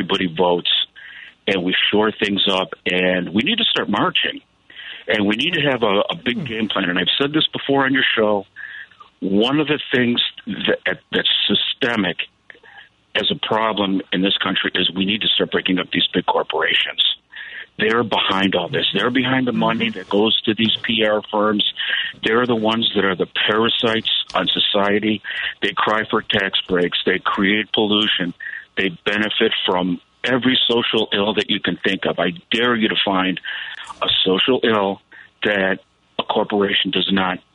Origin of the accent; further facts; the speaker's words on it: Chicago, Illinois, United States; moved away as an adult; also born or lived in Round Lake, Illinois; now in Clearwater, Florida, United States; I am a Chicago transplant. I couldn't take the cold anymore. I grew up in the Pilsen neighborhood, and then I lived up in Round Lake, Illinois